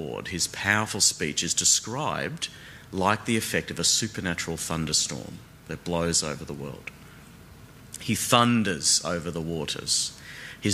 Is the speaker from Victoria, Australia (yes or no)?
no; Brisbane, Queensland, Australia; moved away as an adult; now in Melbourne, Australia; one thing I do miss, though, about growing up in Brisbane is the tropical thunderstorms